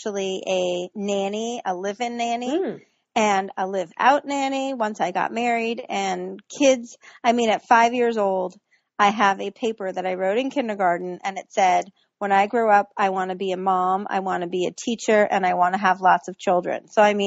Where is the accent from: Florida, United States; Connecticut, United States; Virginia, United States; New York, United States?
Virginia, United States; I grew up in Virginia